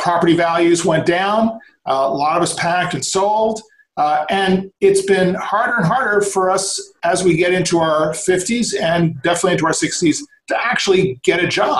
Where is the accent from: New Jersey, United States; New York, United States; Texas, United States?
New York, United States; now in Los Angeles, United States; Born and raised in New York, had the movie bug early on, came out to figure out how that was going to work